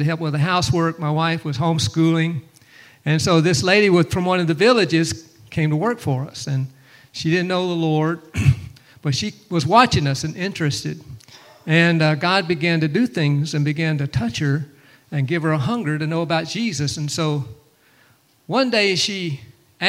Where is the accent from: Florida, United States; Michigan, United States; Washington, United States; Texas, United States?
Florida, United States; Pensacola; moved away; I'm actually more from Pensacola area over there. Grew up in that area more